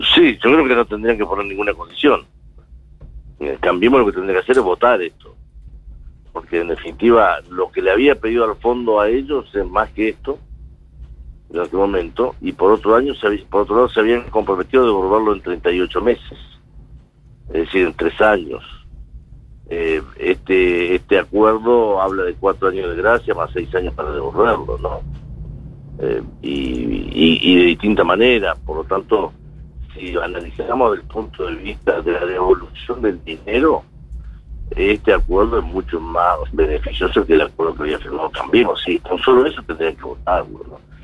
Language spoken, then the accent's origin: Spanish; Argentina; como argentino